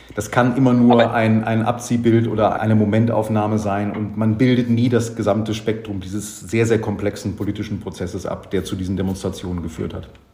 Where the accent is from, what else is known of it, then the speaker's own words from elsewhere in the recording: Germany; als Deutscher